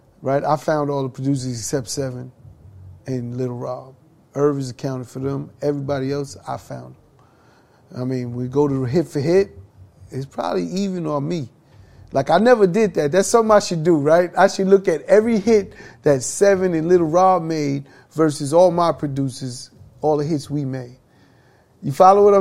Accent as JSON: {"language": "English", "town": "New York City", "region": "New York", "country": "United States", "tie": "born or raised there", "said": "growing up in Hollis, Queens, everyone would be like, yo, that's Chris' little brother"}